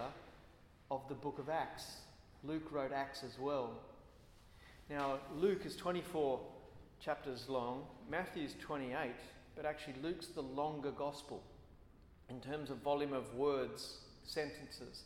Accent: Australia; as an Australian

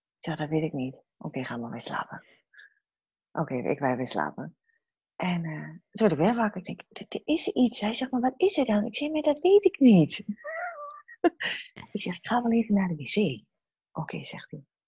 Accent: Hengelo, Overijssel, Netherlands; now in Heerenveen, Netherlands; oorspronkelijk kom ik uit Hengelo, want ik ben een echte ras, echte tukker.

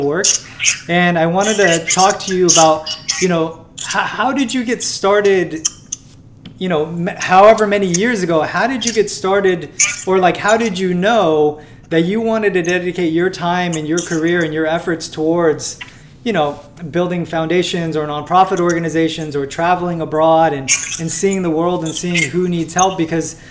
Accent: Fremont, California, United States; I'm a product of, you know, growing up here in the East Bay area. I grew up in Fremont

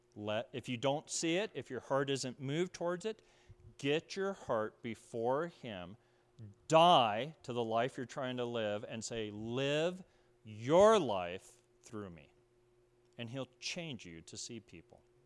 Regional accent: Pueblo, Colorado, United States; moved away; I was from Pueblo, Colorado.

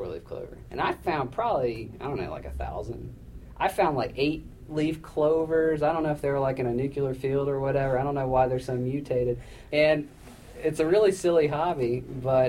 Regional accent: Tennessee, United States; moved away as an adult; also born or lived in Italy / Boston / Los Angeles; now in Kentucky, United States; I'm from Tennessee

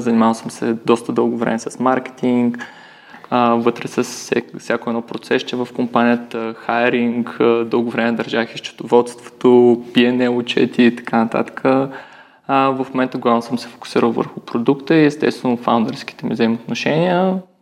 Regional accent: Varna, Varna Province, Bulgaria; also born or lived in Sofia / Germany; аз съм от Варна

